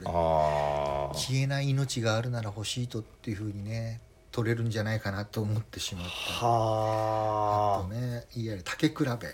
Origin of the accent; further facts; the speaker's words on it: Kurume, Fukuoka, Japan; 福岡県久留米市のあの、はい、浄土真宗の、ええ本願寺派の寺院の生まれ